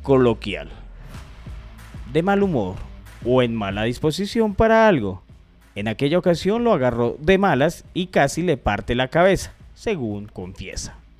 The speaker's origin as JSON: {"language": "Spanish", "country": "Colombia", "said": "uno como colombiano"}